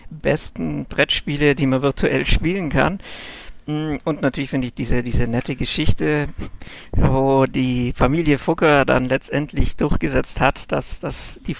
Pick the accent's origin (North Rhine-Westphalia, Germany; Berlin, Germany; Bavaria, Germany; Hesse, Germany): Bavaria, Germany; Augsburg; Hm, ich komme aus Augsburg und lebe da auch.